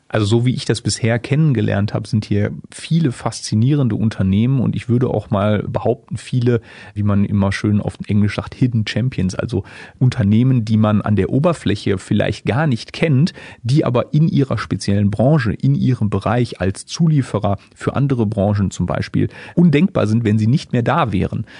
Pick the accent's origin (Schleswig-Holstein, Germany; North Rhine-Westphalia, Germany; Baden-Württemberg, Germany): North Rhine-Westphalia, Germany; Essen; moved away; also born or lived in Dortmund / Böblingen; als gebürtiger Essener